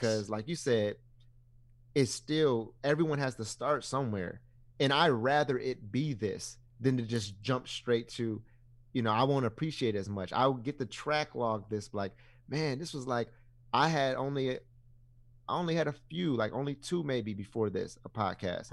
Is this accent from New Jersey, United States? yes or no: no; Ypsilanti, Michigan, United States; I was born and raised in Ipsy